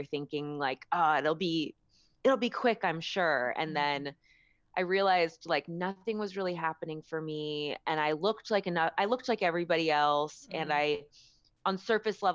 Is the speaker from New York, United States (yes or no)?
no; San Mateo, California, United States; moved away as an adult; also born or lived in San Luis Obispo; now in Los Angeles, United States; I grew up in San Mateo, and it was never like cool